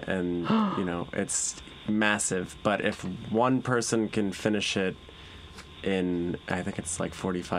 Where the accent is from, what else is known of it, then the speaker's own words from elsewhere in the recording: Maine, United States; I grew up in Maine